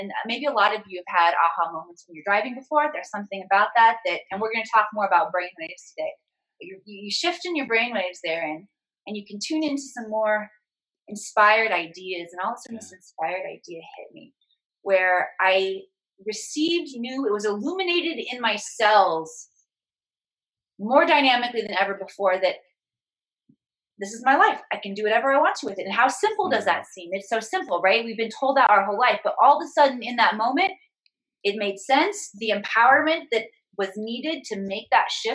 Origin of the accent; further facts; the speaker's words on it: Midwest, United States; moved away; also born or lived in Hollywood; I was a small town girl from the Midwest. I grew up in a town of 3,000 people.